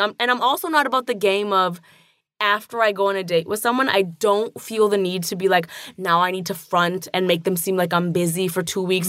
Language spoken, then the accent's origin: English; Toronto, Ontario, Canada; growing up in Toronto, you know, I didn't know a single queer person in high school